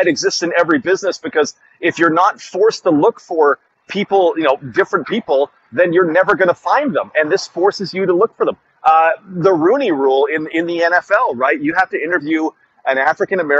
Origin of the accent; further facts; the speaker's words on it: Canada; as a Canadian fan